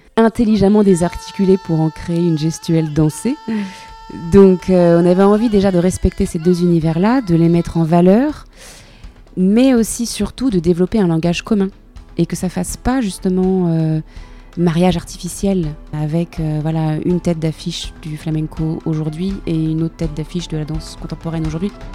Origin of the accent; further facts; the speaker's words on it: France; chez moi en France